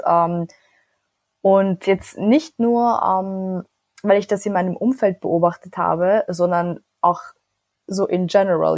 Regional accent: Vienna, Austria; ich bin in Wien geboren und aufgewachsen, aber meine Familie kommt aus Nordmazedonien

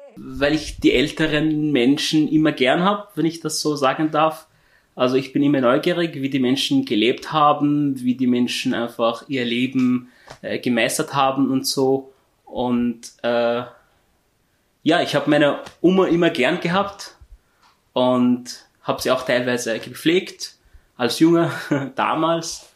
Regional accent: Syria; German is a second language; moved away as an adult; now in Austria; Ich komme aus Syrien. Ich bin im Jahr 2015 nach Österreich geflüchtet, habe die Sprache gelernt

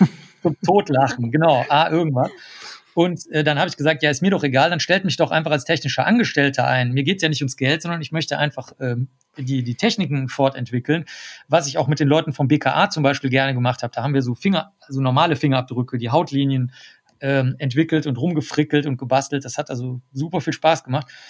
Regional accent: Cologne, North Rhine-Westphalia, Germany; Und ich war der Einzige von der gesamten Schule, und das ist das größte Gymnasium in ganz Köln

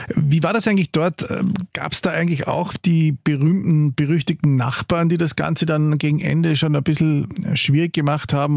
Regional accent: Carinthia, Austria; now in Vienna, Austria; wir als Kärntner

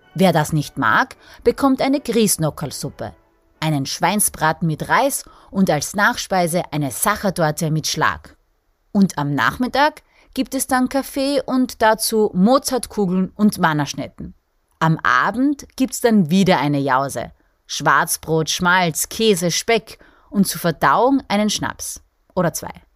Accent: Austria; Wäre ich nicht mal zehn Kilometer südlicher geboren und aufgewachsen, wäre ich Slowenien

